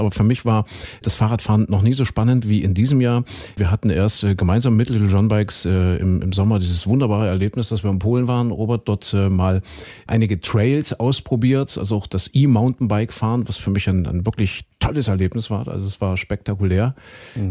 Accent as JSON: {"language": "German", "region": "eastern Germany", "country": "Germany", "said": "hier bei uns im Osten"}